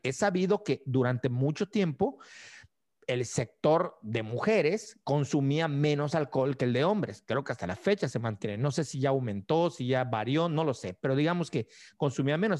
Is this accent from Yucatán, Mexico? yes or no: yes; Mérida, Yucatán, Mexico; moved away as an adult; also born or lived in Zamora, Michoacán; cuando me fui de Mérida a estudiar a Zamora, Michoacán